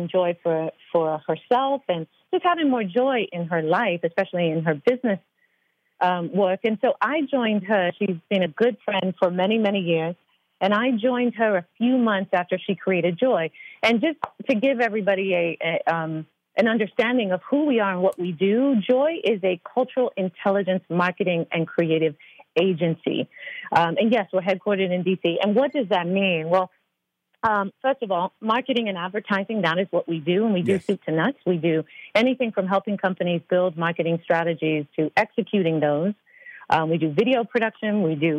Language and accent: English; United Kingdom; I'm very British.